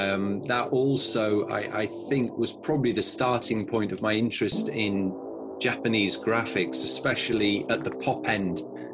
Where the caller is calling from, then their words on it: Ealing, London, United Kingdom; I'm based in Ealing, West London.